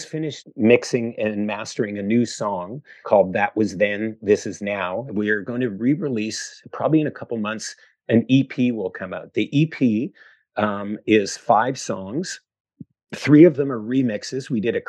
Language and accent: English; Canada; as a kid growing up in Canada and loving Canadian music